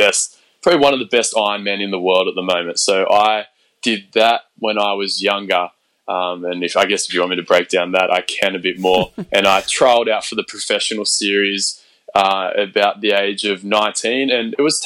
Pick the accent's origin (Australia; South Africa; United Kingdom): Australia; moved away as an adult; now in Sydney, Australia; I started off in my hometown at our Fitness First there